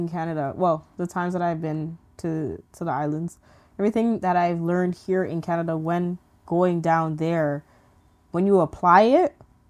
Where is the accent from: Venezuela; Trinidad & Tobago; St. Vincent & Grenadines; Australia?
St. Vincent & Grenadines; born there; especially being that I was born in St. Vincent. I would love to just go back and actually get in touch with my roots and see how like St. Vincent's development is.